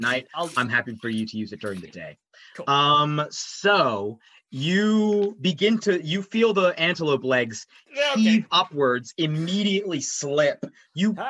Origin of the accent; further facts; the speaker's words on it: United States; I'm also an American